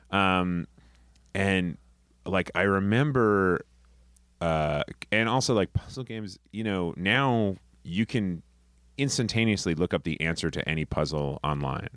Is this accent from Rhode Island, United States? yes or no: yes; Rhode Island, United States; moved away as an adult; also born or lived in Boston; now in New York, United States; I'm from Rhode Island, and, uh, I went to school in Boston.